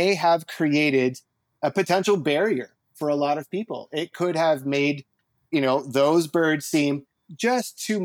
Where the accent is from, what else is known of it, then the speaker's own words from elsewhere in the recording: Ontario, Canada; moved away; also born or lived in Canadian prairies; growing up in Ontario and birding right across the country